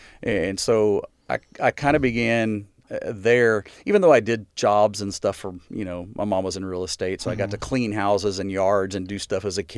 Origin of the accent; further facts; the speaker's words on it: Corpus Christi, Texas, United States; now in Hawaii, United States; Yeah, born and raised in Corpus Christi, Texas, and graduated high school there.